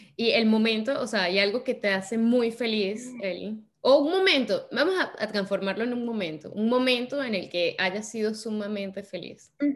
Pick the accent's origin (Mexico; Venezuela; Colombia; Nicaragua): Venezuela; moved away; los venezolanos